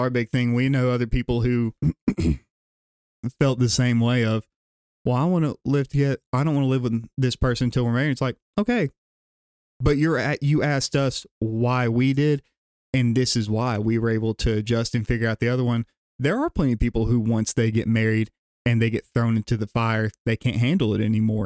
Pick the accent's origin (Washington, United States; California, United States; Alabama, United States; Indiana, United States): Alabama, United States; Gadsden; born and raised in the South Side of Gadsden area